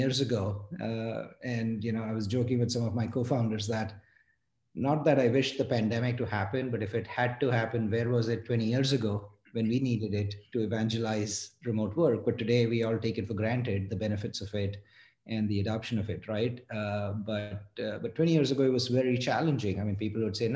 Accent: Mumbai, Maharashtra, India; moved away as an adult; now in United States; I grew up in India, in Mumbai

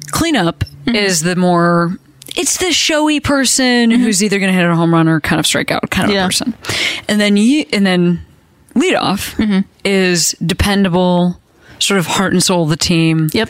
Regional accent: Akron, Ohio, United States; moved away; i grew up in akron ohio

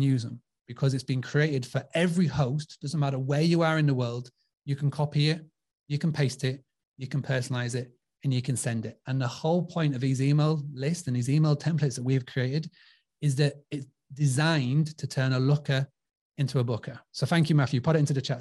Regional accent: United Kingdom; accent: British; my British accent

